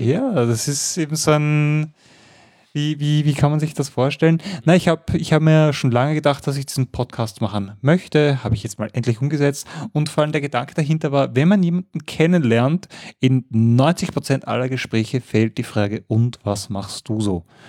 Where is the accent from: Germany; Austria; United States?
Austria; Mödling, Lower Austria; Ich bin ja wirklich äh, Mödlinger, das heißt südlich von Wien, born and raised